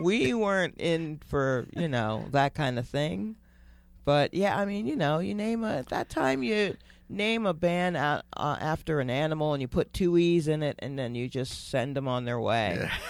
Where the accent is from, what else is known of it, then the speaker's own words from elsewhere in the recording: Stone Mountain, Georgia, United States; moved away as an adult; also born or lived in Brooklyn, New York / Atlanta, Georgia; now in New York, United States; I was born there